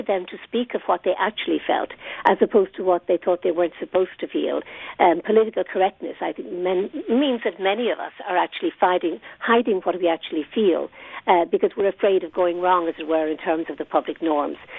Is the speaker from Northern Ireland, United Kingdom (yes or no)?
yes; Northern Ireland, United Kingdom; now in United States; I come from Northern Ireland